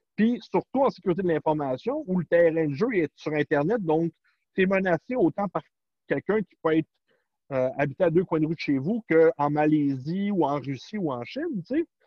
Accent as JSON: {"language": "French", "country": "Canada", "said": "chez nous, au Canada et aux États-Unis"}